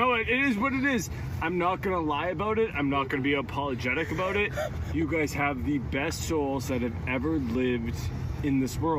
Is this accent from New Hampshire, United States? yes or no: yes; Nashua, New Hampshire, United States; from Nashua, New Hampshire. Age 30.